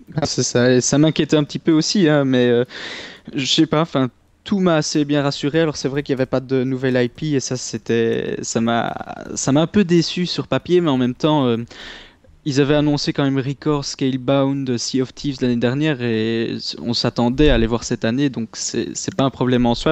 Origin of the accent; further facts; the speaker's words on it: Liège, Wallonia, Belgium; accent: Belgian; je suis originaire de Liège